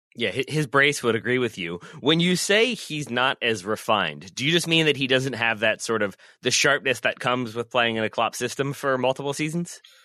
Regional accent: United States; as an American

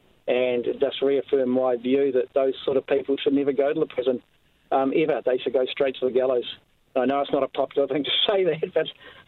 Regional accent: Greymouth, West Coast, New Zealand; moved away; I'm from Greymouth originally

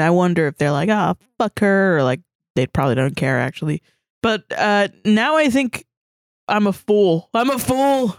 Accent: Atlanta, Georgia, United States; now in Orlando, United States; I'm from Atlanta, and so I moved from Atlanta to here

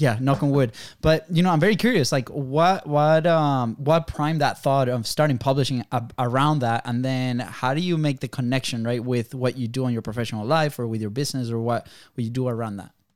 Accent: Venezuela; now in United States; we come from Venezuela

